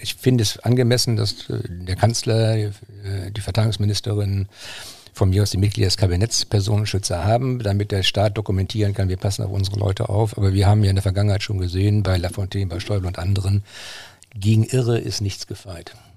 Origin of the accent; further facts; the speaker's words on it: Braunschweig, Lower Saxony, Germany; moved away; also born or lived in Schleswig-Holstein; Ich bin ja gebürtiger Braunschweiger.